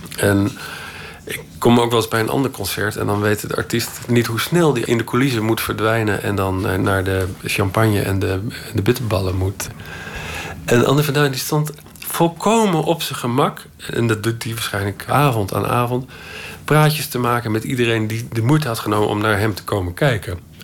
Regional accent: Netherlands

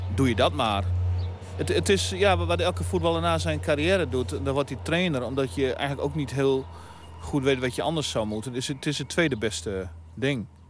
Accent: Veenkoloniën, Netherlands; waar ik vandaan kom de Veenkleon

